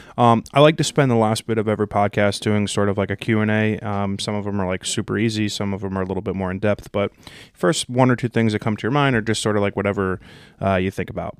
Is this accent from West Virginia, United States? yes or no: no; New Jersey, United States; I'm from Jersey